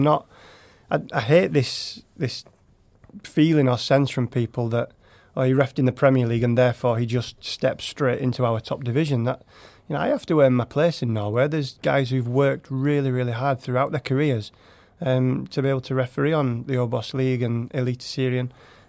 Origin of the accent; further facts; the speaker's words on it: England, United Kingdom; I was born in England.